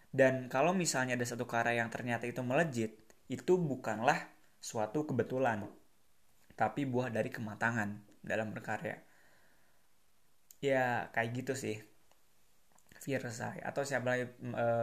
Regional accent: Bandung, West Java, Indonesia; karena aku orang Bandung

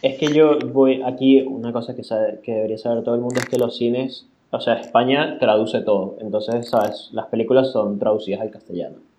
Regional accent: Venezuela; now in Spain; en mi país

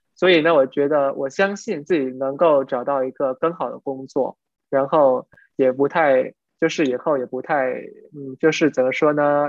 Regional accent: Vietnam; Chinese is a second language; 我们都是越南人

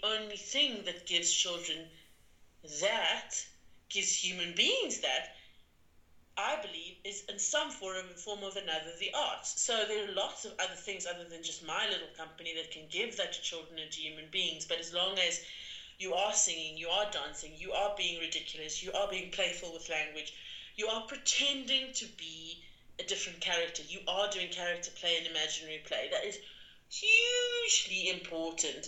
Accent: South Africa; also born or lived in London; as a South African

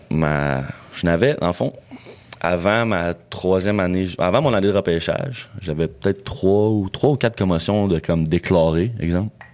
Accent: Val-d'Or, Quebec, Canada; je venais val d'Or

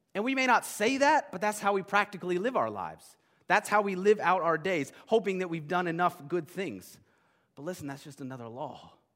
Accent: United States; As modern American Christians

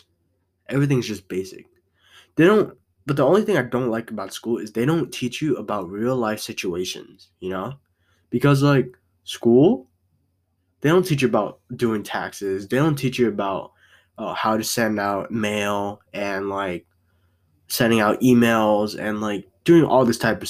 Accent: United States; I was born here in America

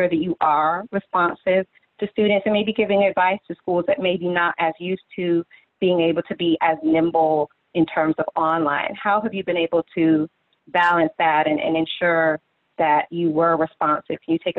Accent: South Florida, United States; growing up in South Florida.

